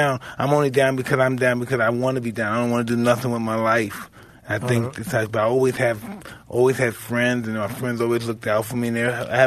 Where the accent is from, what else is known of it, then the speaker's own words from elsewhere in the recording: New York, United States; I'm from New York